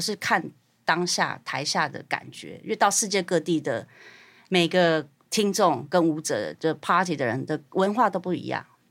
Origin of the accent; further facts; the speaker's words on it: Taiwan; 我是台湾人